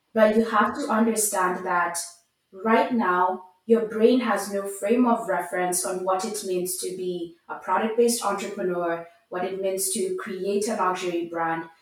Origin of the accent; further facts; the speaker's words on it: Nairobi, Kenya; I grew up in Nairobi, Kenya